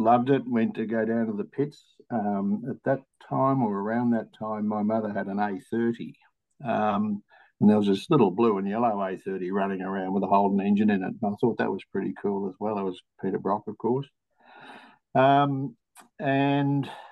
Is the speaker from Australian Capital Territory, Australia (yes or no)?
no; Melbourne, Victoria, Australia; also born or lived in Ensay, East Gippsland, Victoria; I was born in East Gippsland, lived in a little town called Ensay, between Bairnsdale and Omeo. 1963, when I was 9 years old, we moved to Melbourne